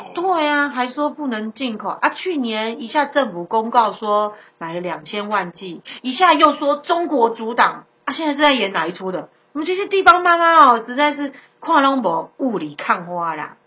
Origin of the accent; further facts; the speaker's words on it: Taiwan; 感谢我们台湾人民给他一百万美金的金元收入